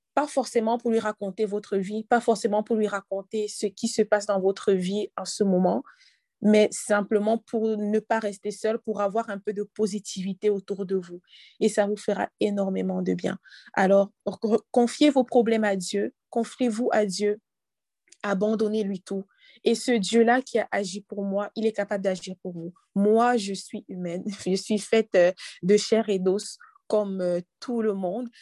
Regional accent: Cameroon; now in Canada; dans mon pays d'origine, au Cameroun

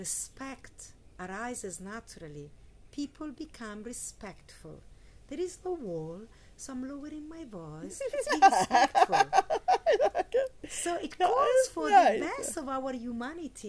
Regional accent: Italy; I grew up in Italy, so we have Christianity

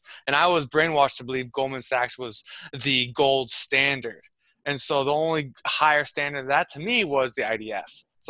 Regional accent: Houston, Texas, United States; moved away as an adult; also born or lived in Amherst / Israel; now in New York, United States; I'm 27 years old, currently living in New York, born and raised in Houston. I'm Jewish and Mexican.

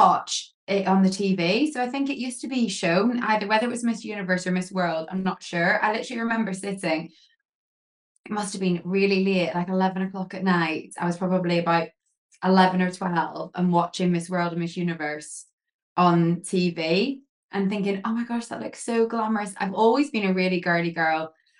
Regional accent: Northern Ireland, United Kingdom; also born or lived in England; So my accent's a little bit blurred now, I haven't lived in England for so long. But I grew up in Northern Ireland

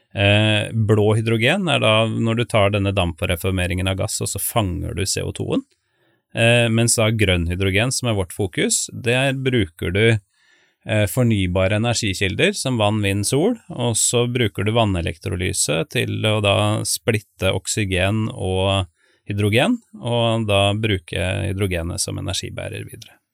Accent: Spydeberg, Viken, Norway; moved away; also born or lived in Sunnhordland; jeg kommer jo fra Østlandet, eh, nærmere bestemt Spydberg. Har vokst opp der.

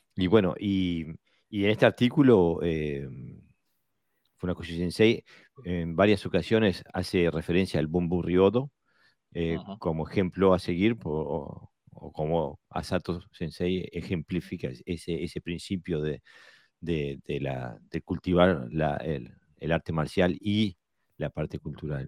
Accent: Montevideo, Uruguay; Montevideo, mi ciudad natal

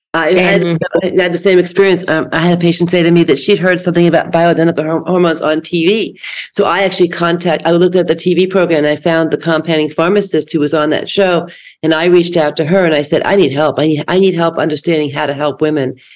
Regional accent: East Coast, United States; now in West Coast, United States; I grew up on the East Coast and I have a lot of family there and a lot of friends, but I've lived on the West Coast since 1977

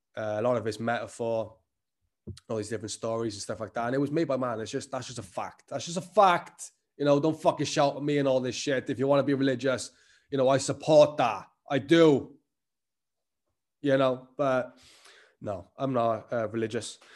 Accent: Welsh, Wales, United Kingdom

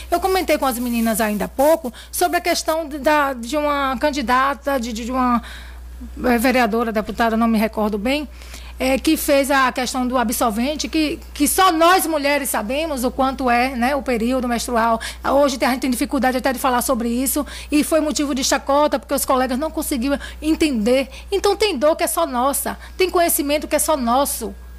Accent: Riachão do Jacuípe, Bahia, Brazil; uma boa parte da minha infância foi na Rua do Motor

